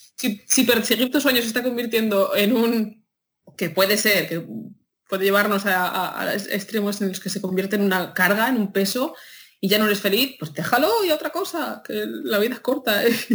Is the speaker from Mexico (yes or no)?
no; a town in Madrid, Community of Madrid, Spain; moved away; yo soy de un pueblo de Madrid y eso se oye en las fiestas del pueblo de, mi pueblo de Madrid todos los veranos.